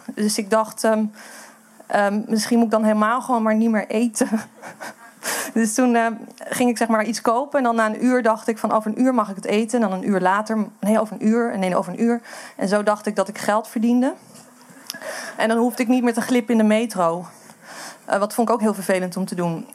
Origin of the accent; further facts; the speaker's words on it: Amsterdam, North Holland, Netherlands; moved away; ik kom uit Amsterdam